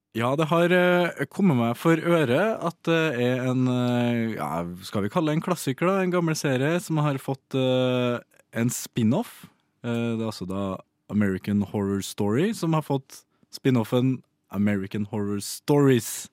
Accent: Trøndelag, Norway; som trønder

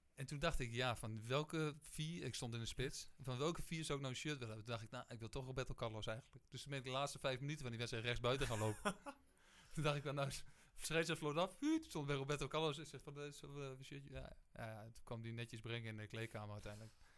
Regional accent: Geesteren, Overijssel, Netherlands; moved away; Dus ik kom gewoon uit Geesteren en eigenlijk kom een beetje uit... Eh, gewoon het, het, boerendorp

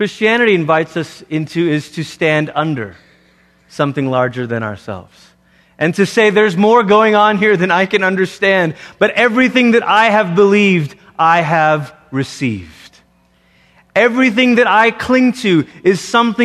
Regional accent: Malaysia; moved away; growing up in Malaysia, as I did

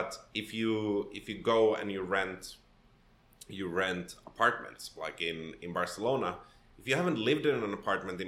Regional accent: Helsinki, Uusimaa, Finland; first language Swedish; English is a second language; moved away as an adult; also born or lived in Sweden / Gothenburg, Sweden / Poland / Netherlands; now in Toronto, Canada; I was raised in Finland, in Helsinki

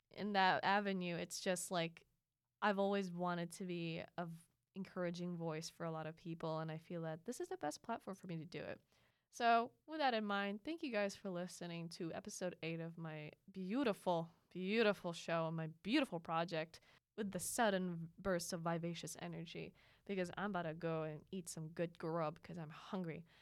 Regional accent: Philippines; now in United States; growing up in the Philippines

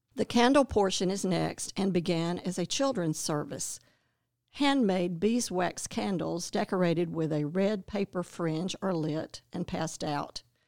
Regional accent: Winston-Salem, North Carolina, United States; also born or lived in Clemson; now in Athens, United States; we both grew up in Winston-Salem, North Carolina

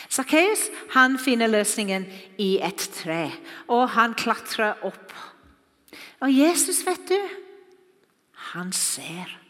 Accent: Wales, United Kingdom; Norwegian is a second language; now in Norway; Dere har sikkert hørt at jeg ikke er norsk. Jeg taler ikke akkurat som dere. Jeg kommer fra Wales

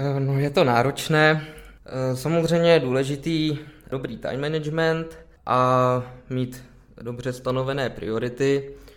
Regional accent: Plzeň, Plzeň Region, Czechia; Já jsem se narodil v Plzni, Aha. žiju v Plzni

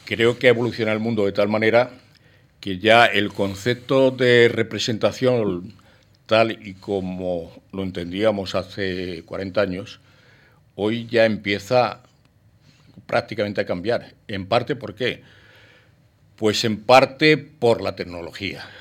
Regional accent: Spain; also born or lived in Paris, France / Boston, United States; naturalmente soy español y viví en España hasta los 23 años

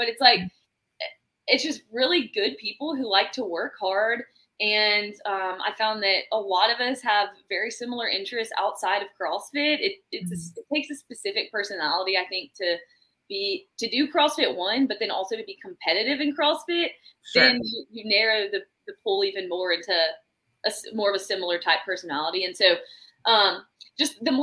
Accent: Birmingham, Alabama, United States; I'm from Birmingham, Alabama.

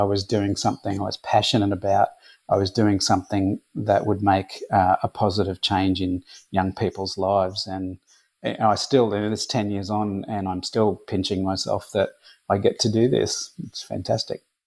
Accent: Brisbane, Queensland, Australia; I was born and raised in Brisbane

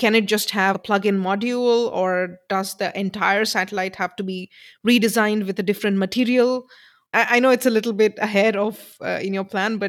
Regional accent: India; I come from India

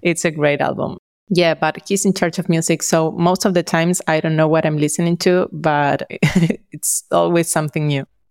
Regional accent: Argentina; We are from Argentina

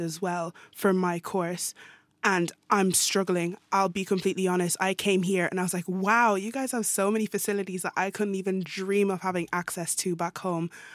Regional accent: Ireland; moved away as an adult; now in Norway; I'm Irish

